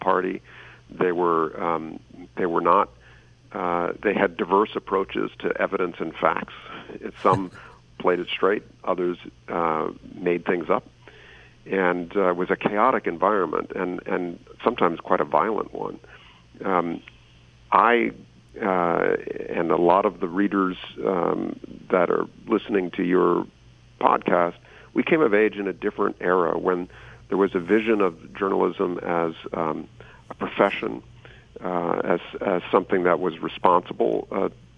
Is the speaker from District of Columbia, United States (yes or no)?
yes; Washington, District of Columbia, United States; I grew up in Washington, D.C.